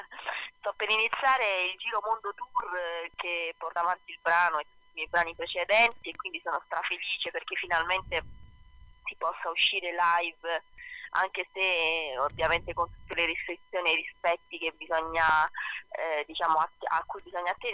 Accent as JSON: {"language": "Italian", "region": "Basilicata", "country": "Italy", "tie": "born or raised there", "also_born_or_lived": "Zurich / Rome", "said": "sono un po' figlia del mondo, nata a Zurigo, okay. cresciuta poi in Basilicata, eh, eh, ma non solo, anche a Roma, mia mamma toscana, eh, insomma sono un po' girovaga"}